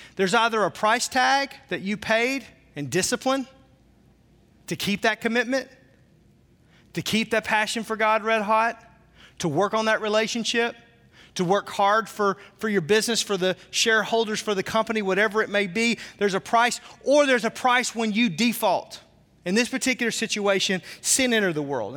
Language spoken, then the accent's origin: English; the South, United States; I'm from the South, so the way I say naked is really funny